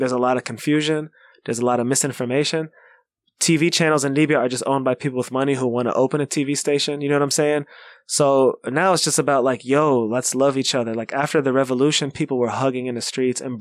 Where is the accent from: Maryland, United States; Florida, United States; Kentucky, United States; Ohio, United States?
Kentucky, United States; now in Chicago, United States; where I grew up in Kentucky